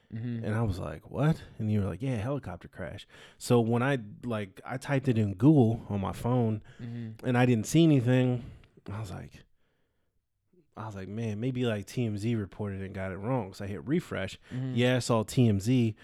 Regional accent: California, United States; Yes, I grew up in California, close mm-hmm. to San Francisco.

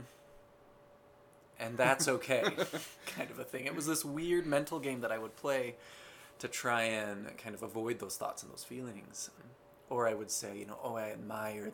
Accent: Ogden, Utah, United States; I was born in Ogden, Utah. Born and raised here in Zion

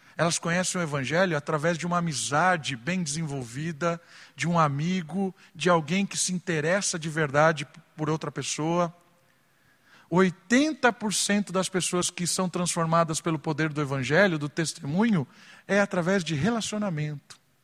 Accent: Atibaia, São Paulo, Brazil; E na minha adolescência, em Atibaia, quando eu tinha 13, 14 anos

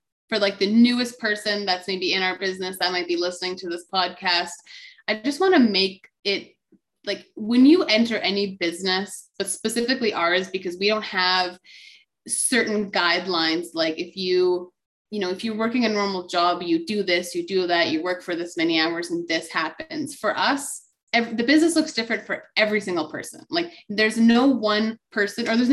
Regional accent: Alberta, Canada; moved away as an adult; also born or lived in Kamloops, British Columbia; I was born and raised in Alberta. I moved to Kamloops, BC.

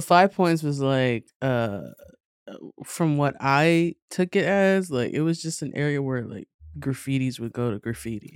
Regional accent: New York City, New York, United States; born and raised in Queens

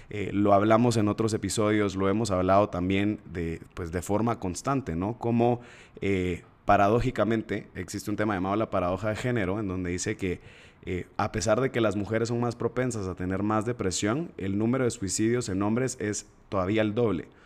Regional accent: Guatemala; accent: chapín; no se me va a perder mi acento chapín, carajo. Aquí estamos entonces entre puros guatemaltecos.

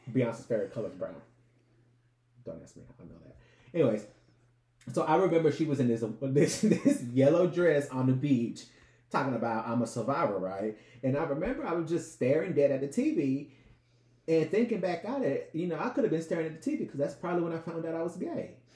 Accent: Los Angeles, California, United States; we grew up in South LA, you know, Compton, Inglewood, that whole area

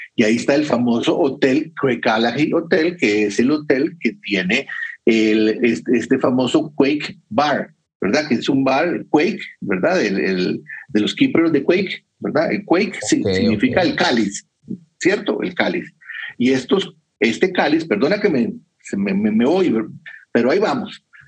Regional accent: Costa Rica; yo soy de Costa Rica

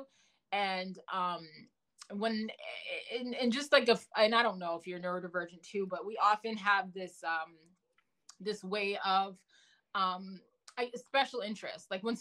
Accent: Massachusetts, United States; also born or lived in New York; I had just moved from New York back to the, you know, where I grew up in Massachusetts

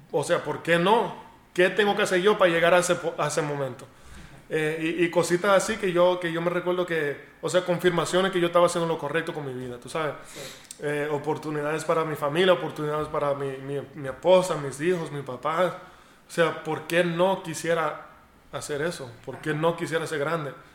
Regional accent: United States; yo nací en Estados Unidos

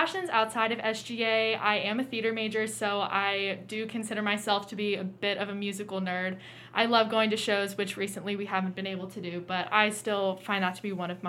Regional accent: Cincinnati, Ohio, United States; I'm from Cincinnati

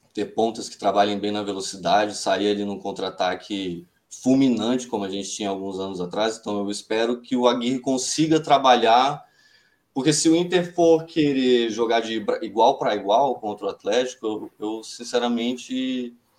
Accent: Brasília, Federal District, Brazil; Eu sou filho de uma gaúcha com um cearense, né, nascido e criado aqui em Brasília.

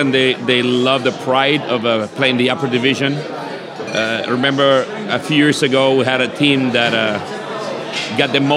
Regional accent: Uruguay; now in Hawaii, United States; I'm originally from Uruguay

